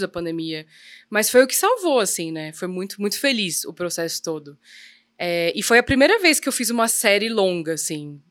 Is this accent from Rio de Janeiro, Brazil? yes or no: no; São Paulo, Brazil; nascida e criada em São Paulo